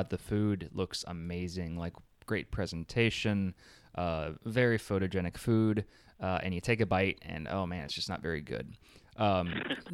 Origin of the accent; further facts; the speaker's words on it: Kentucky, United States; I'm from Kentucky